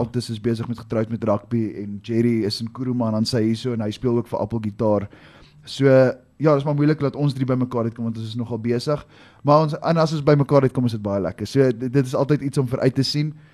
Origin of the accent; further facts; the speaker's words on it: South Africa; ek is nie Italiaans nie. Ek is 'n Suid-Afrikaner, born, bred, raised